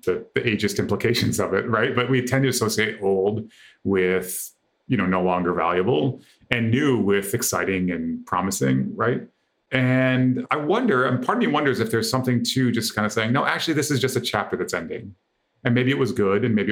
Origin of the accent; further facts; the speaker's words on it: Michigan, United States; I grew up in Michigan in the 80s.